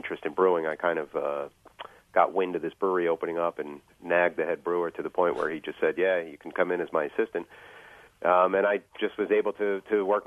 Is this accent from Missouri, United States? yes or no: no; New York City, New York, United States; moved away as an adult; also born or lived in Long Island, New York; now in Garrettsville, United States; I originate from Queens, New York.